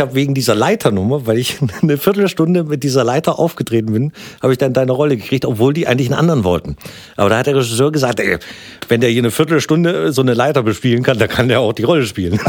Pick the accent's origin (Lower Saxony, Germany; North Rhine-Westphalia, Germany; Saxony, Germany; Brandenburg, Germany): Brandenburg, Germany; Gröden; Ich komm aus Gröden. Ne? Gröden ist nicht das berühmte Gröden, der Skifahrtsort. Nee, das ist so ein kleines, kleines verschlafenes Örtchen an der Grenze äh, zu Sachsen. Ich bin aber noch Brandenburger.